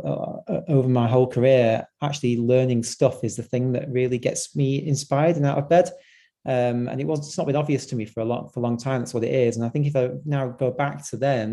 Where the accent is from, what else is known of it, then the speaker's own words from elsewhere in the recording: Blackpool, North West England, United Kingdom; I grew up in Blackpool, which is, you know, quite a deprived area in the UK.